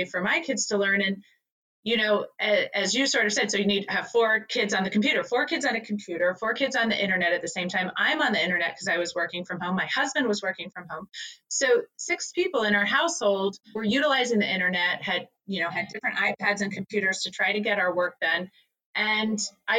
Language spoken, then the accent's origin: English; Northern New Jersey, United States; I'm from Northern New Jersey